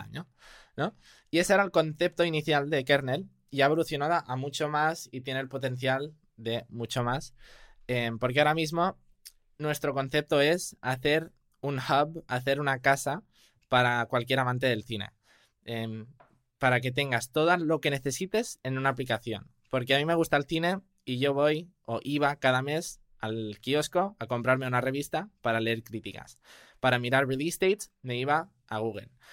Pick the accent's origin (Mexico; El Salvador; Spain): Spain; also born or lived in United States; yo sí soy español, vivo en Barcelona